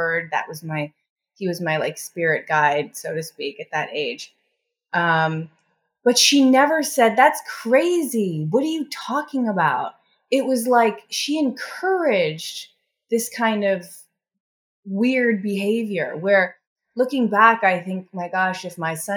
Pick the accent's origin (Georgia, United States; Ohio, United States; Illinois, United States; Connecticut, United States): Illinois, United States; Chicago; I grew up in Chicago and the Midwest in the 80s